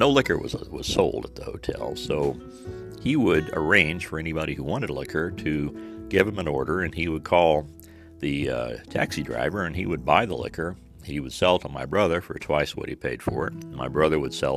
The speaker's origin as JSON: {"language": "English", "area": "near Spring Mill State Park", "region": "Indiana", "country": "United States", "tie": "born or raised there", "said": "my hometown was founded because it was a place where two train lines crossed, the Monon and the B&O"}